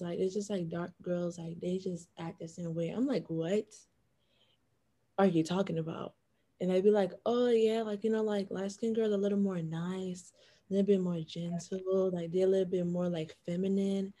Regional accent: Broward County, Florida, United States; moved away; also born or lived in Washington, D.C.; double minoring in biology and chemistry from Broward County, Florida

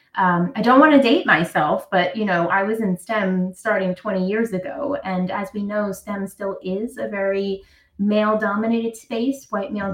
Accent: New York City, New York, United States; I'm from Brooklyn, New York. Um, I grew up in the projects of Brooklyn

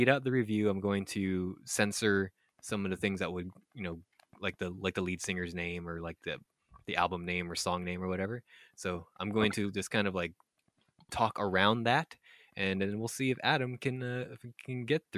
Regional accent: Philippines; born there; I was born in the Philippines

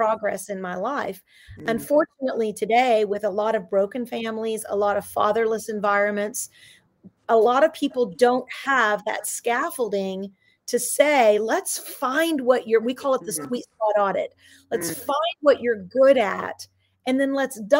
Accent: Dallas, Texas, United States; I grew up in South Oak Cliff of Texas

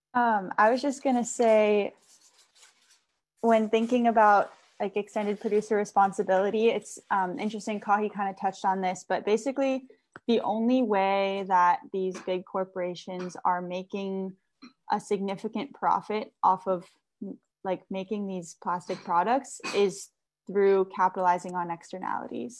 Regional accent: Hawaii, United States; moved away as an adult; also born or lived in San Luis Obispo, California; growing up in Hawaii

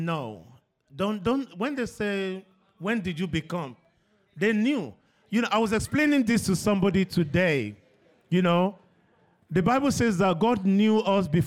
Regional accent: Nigeria; when I was growing up in Nigeria, I was surrounded by girls.

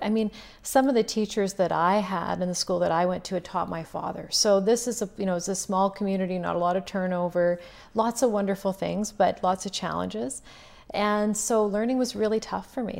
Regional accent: Duck Lake, Saskatchewan, Canada; I'm originally from a really small community, uh, in north central Saskatchewan called Duck Lake

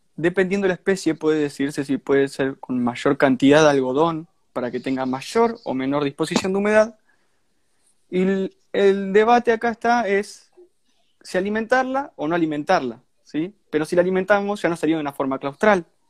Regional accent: Santa Fe, Argentina; Yo soy de Argentina, soy de Santa Fe, es una provincia de Argentina, está muy cerca de Buenos Aires. Eh, y bueno, de ahí viene el acento

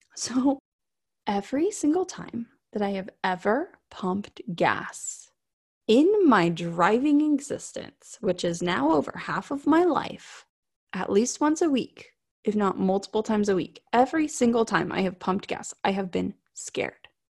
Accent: South Florida, United States; I grew up in South Florida.

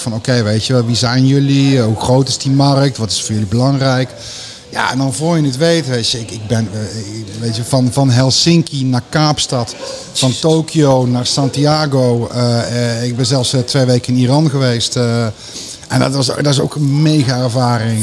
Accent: Veldhoven, North Brabant, Netherlands; ik ben opgegroeid in Veldhoven.

